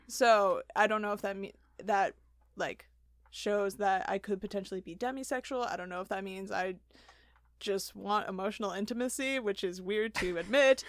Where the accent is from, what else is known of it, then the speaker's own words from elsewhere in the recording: Wheaton, Illinois, United States; grew up in Wheaton my whole life